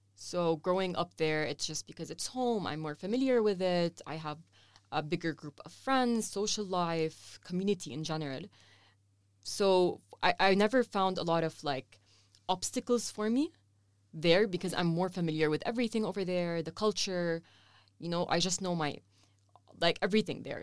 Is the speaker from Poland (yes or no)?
no; Saudi Arabia; also born or lived in Lebanon; now in Amman, Jordan; I grew up in Saudi Arabia all my life